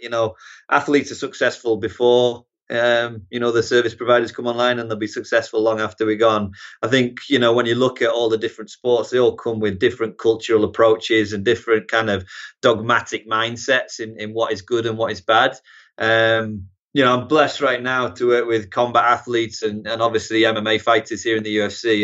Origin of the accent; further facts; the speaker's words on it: Harrogate, Yorkshire and the Humber, United Kingdom; moved away as an adult; also born or lived in Newcastle; now in United States; originally North Yorkshire, yeah, Harrogate, Knaresborough region, and then, uh, moved to Newcastle for college